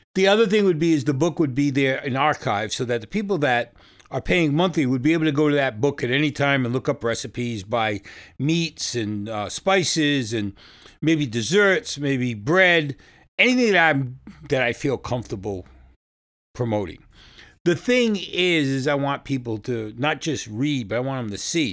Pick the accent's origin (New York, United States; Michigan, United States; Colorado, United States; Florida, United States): New York, United States; now in Fresno, United States; I live in California now. I come from New York.